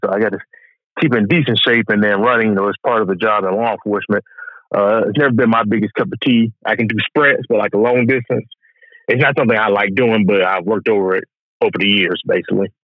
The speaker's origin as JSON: {"language": "English", "town": "Augusta", "region": "Georgia", "country": "United States", "tie": "born or raised there", "said": "I grew up in Augusta, Georgia, which is the area I stay in now"}